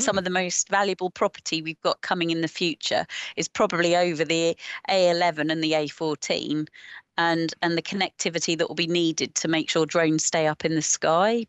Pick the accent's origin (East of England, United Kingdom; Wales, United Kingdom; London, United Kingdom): East of England, United Kingdom; Watford; now in the Fens, Cambridgeshire, United Kingdom; I'm originally from Watford